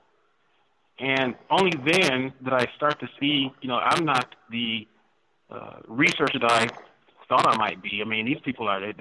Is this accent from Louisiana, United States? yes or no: no; Detroit, Michigan, United States; I'm from Detroit. I grew up in inner city.